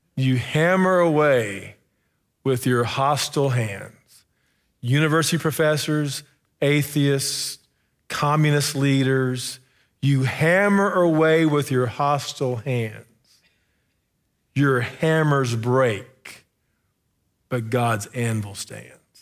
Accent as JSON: {"language": "English", "town": "Sherman", "region": "Texas", "country": "United States", "tie": "born or raised there", "moved": "yes", "said": "I'm in my hometown, uh, Sherman, Texas"}